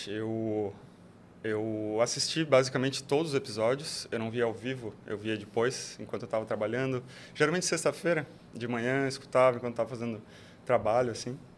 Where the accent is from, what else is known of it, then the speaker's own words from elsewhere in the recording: Joinville, Santa Catarina, Brazil; moved away as an adult; now in Florianópolis, Brazil; eu sou natural de Joinville. Eu vim para Florianópolis em 2007.